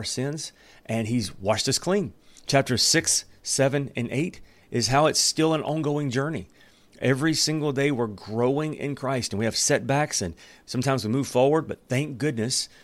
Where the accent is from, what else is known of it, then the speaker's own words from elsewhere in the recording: Alabama, United States; moved away; where I come from Alabama